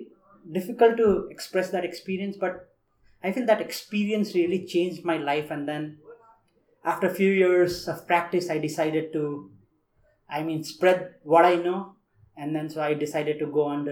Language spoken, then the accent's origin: English; Nepal; moved away as an adult; also born or lived in India; I grew up in Nepal, as everybody in the program knows that I am the only one from Nepal in this program